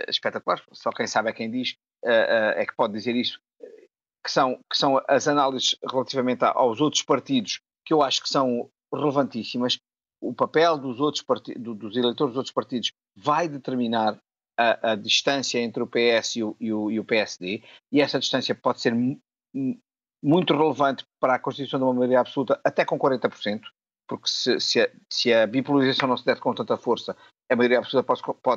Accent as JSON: {"language": "Portuguese", "town": "Funchal", "region": "Madeira", "country": "Portugal", "tie": "born or raised there", "moved": "yes", "said": "estou na minha terra, estou no Funchal"}